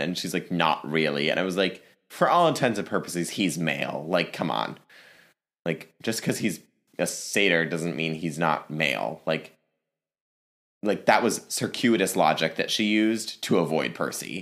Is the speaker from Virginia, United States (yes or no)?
yes; Northern Virginia, United States; moved away; I'm originally from the Virginia area. I'm from Northern Virginia in the D C area.